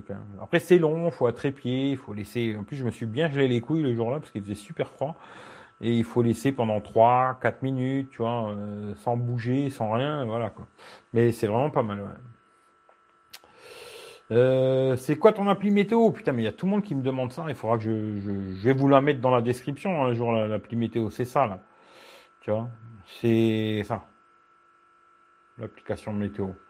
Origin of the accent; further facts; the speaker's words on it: Belgium; oui, oui, je suis belge.